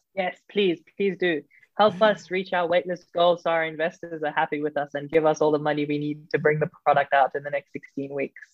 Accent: Johannesburg, Gauteng, South Africa; I grew up in South Africa, um, in Johannesburg.

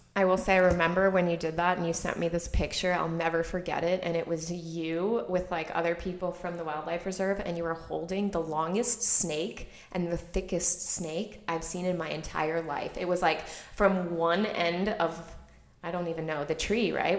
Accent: Chicago, Illinois, United States; moved away as an adult; also born or lived in Vienna, Austria; I grew up in Chicago in a very suburban, you know, um, what do you call that area of Chicago, like not in the city, so the suburbs.

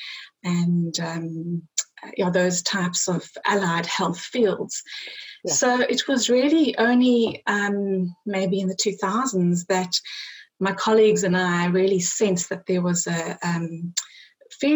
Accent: South Africa; I grew up in South Africa

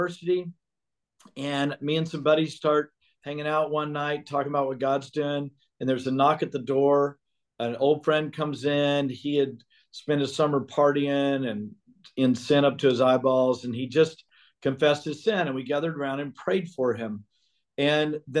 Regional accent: Beaumont, Texas, United States; where I grew up in Beaumont

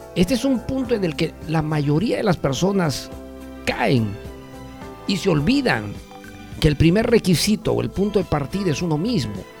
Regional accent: Cusco, Peru; now in Lima, Peru; mi tierra querida y adorada de Cusco, Perú.

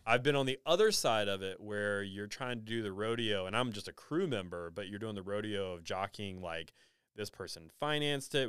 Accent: Nashville, Tennessee, United States; I grew up in Nashville

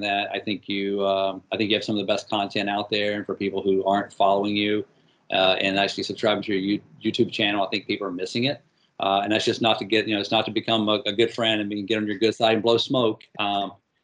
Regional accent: North Carolina, United States; I grew up in the South, grew up in North Carolina, huge Tar Heel

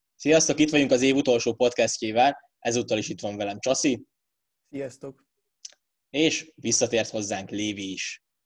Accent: Hungary

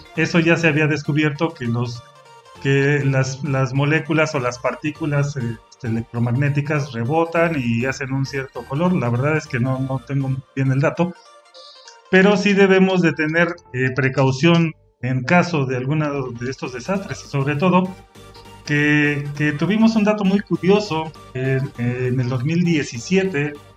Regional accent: Mexico; also born or lived in Pachuca, Hidalgo; nosotros somos de México, pero acá en Pachuca Hidalgo nosotros platicamos

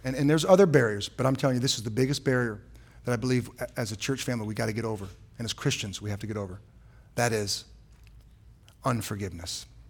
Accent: San Francisco, California, United States; also born or lived in Ohio; now in Surprise, United States; I was born in San Francisco

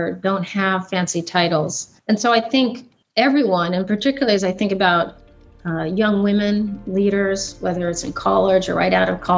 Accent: Port Angeles, Washington, United States; I'm born and raised in the Pacific Northwest. So Washington State is my home

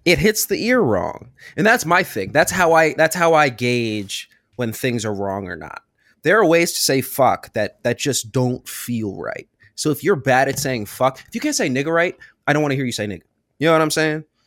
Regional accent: Richmond, Virginia, United States; I'm from Richmond, Virginia

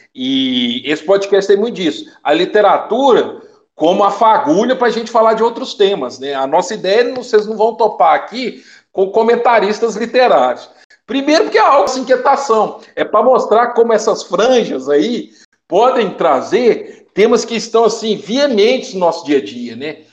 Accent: Piumhi, Minas Gerais, Brazil; also born or lived in Belo Horizonte; minha cidade natal, Piuí, da onde eu estou gravando atualmente esse podcast

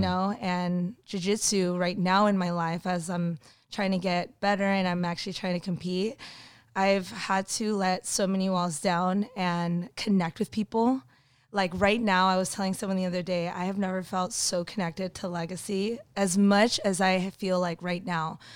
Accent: Burbank, California, United States; I actually grew up in Burbank

